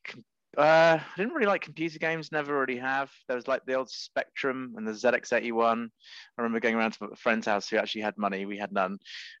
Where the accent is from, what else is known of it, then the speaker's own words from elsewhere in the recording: Cambridge, East of England, United Kingdom; Well, Cambridge is a beautiful place. So there's that. But my sort of secondary school years weren't that great because my mother sent me to a Catholic school